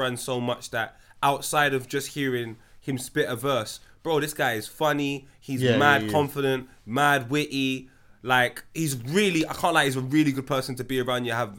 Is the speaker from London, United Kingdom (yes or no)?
yes; Tottenham, London, United Kingdom; When man say I'm from Tottenham, yeah, we're reshaping that. I'm from Wood. I'm from here.